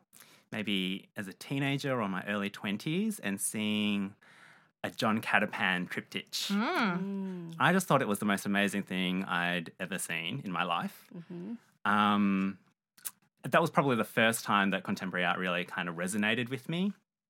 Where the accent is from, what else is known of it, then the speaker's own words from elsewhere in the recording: Melbourne, Victoria, Australia; also born or lived in Malaysia; I was born in Malaysia. I have Chinese ancestry and my family moved to Melbourne when I was just 2 years old. Mm-hmm. So I grew up here